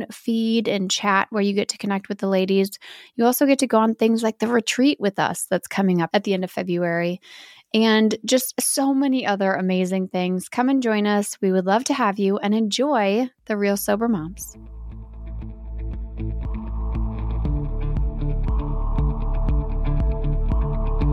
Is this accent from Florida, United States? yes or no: no; Wisconsin, United States; we're both from Wisconsin